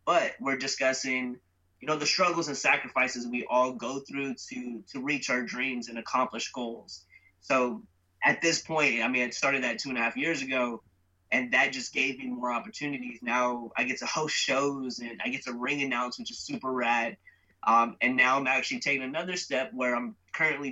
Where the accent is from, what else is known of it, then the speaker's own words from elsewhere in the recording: San Jose, California, United States; born and raised in San Jose, California. I'm Indian, from India, not Native American.